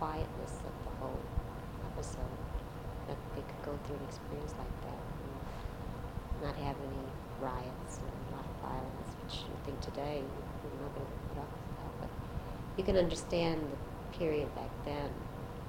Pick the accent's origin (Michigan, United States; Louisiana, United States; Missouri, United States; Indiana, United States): Missouri, United States; St. Louis; we grew up in St. Louis and we had no relatives here